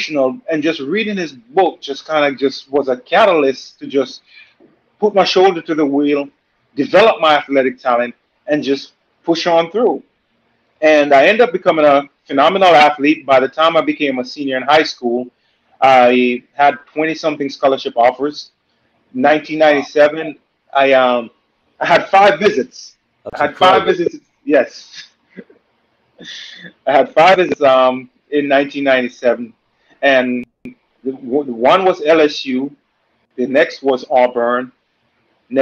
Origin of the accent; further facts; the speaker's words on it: Jamaica; also born or lived in Louisiana; now in United States; I'm from Jamaica. You know, grew up in Jamaica in a two-bedroom home